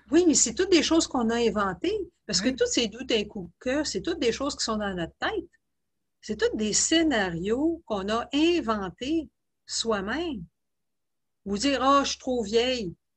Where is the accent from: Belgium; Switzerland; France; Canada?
Canada; Laval, Quebec; moved away as an adult; also born or lived in Halifax / Kingston / Netherlands / British Columbia; je viens, de, la région de Montréal, de, Laval